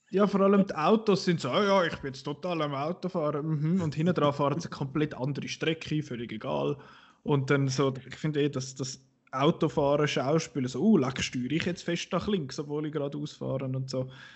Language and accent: German; Switzerland; als Schweizer